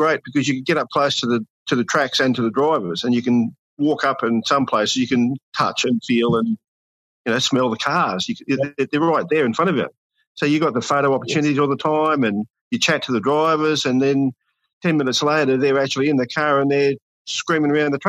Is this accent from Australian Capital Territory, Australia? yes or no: yes; Canberra, Australian Capital Territory, Australia; now in Yass, Australia; I'm originally from Canberra, so I was Canberra boy for a long, long time.